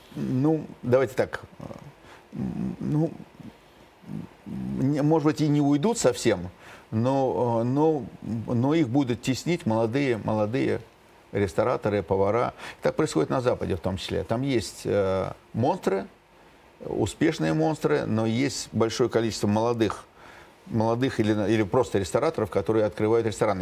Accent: Moscow, Russia; я родился в Москве

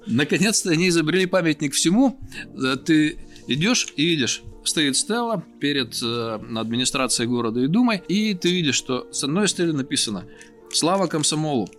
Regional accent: Yekaterinburg, Sverdlovsk Oblast, Russia; Я говорю, нет, из Екатеринбурга

